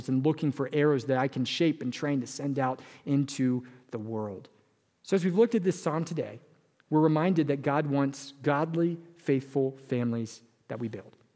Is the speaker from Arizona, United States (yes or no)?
no; California, United States; moved away; I came from California, where a family of four was usually a couple and a dog and a child, right? But I moved to Wisconsin